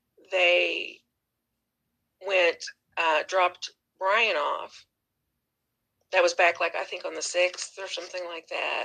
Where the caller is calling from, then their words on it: New Hampshire, United States; Oh, I'm watching from New Hampshire.